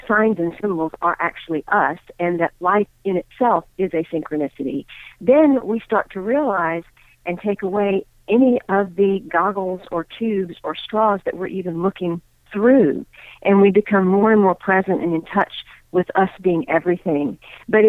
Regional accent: Deep South, United States; I am of Indian heritage, and I grew up in the Deep South, Bible Belt South

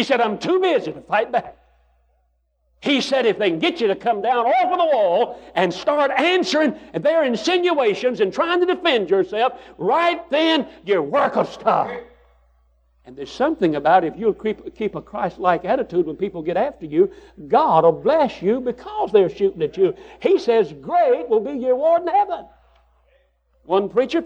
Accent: United States; I'm an American

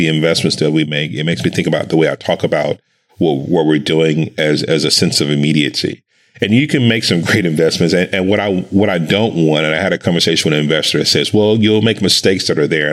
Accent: Dallas, Texas, United States; I grew up in Dallas, Texas

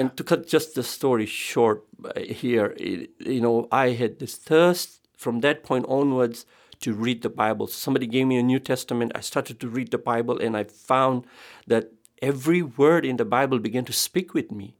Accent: Tanzania; I was born in Africa, Tanzania. I come from an Indian background

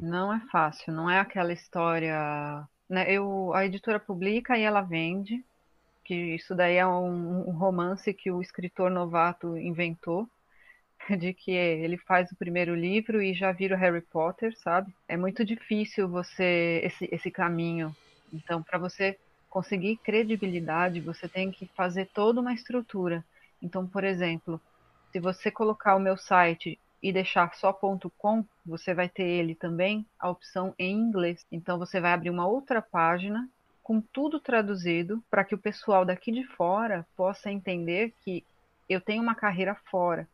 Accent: Brazil; Sou brasileira

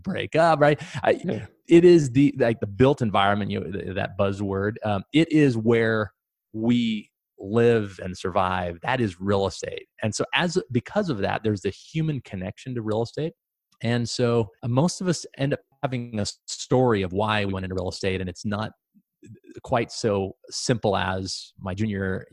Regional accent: Pacific Northwest, Idaho, United States; moved away as an adult; also born or lived in Montana / Boise, Idaho / Panama; So I grew up in the Pacific Northwest, born in Montana, went to high school in Idaho.

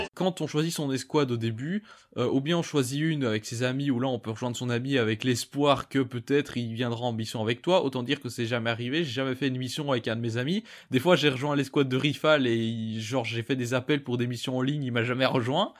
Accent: Belgium; je suis belge

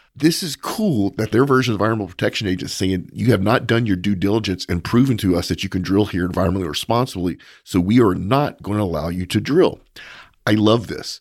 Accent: United States; as an American

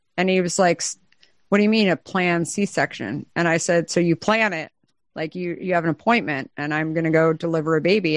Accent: Arizona, United States; I'm from Arizona

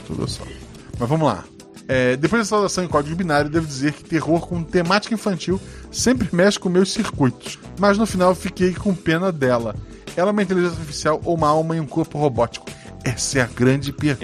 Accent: Florianópolis, Santa Catarina, Brazil; Eu sou de Florianópolis

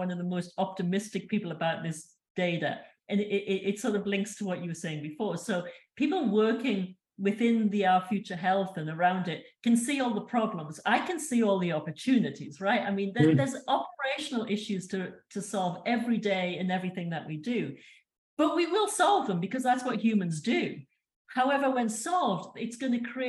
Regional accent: United Kingdom; moved away as an adult; now in United States; we, as a British population

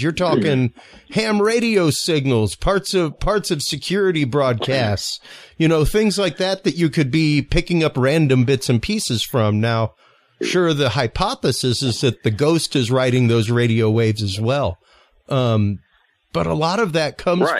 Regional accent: United States; I am American

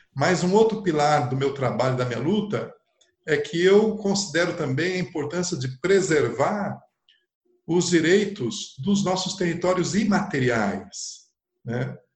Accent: São Paulo, Brazil; Eu nasci em sessenta e quatro em São Paulo e na periferia de São Paulo

